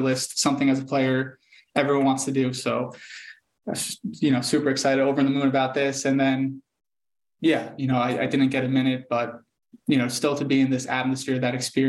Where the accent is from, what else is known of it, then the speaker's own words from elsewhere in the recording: United States; moved away as an adult; now in Germany; as an American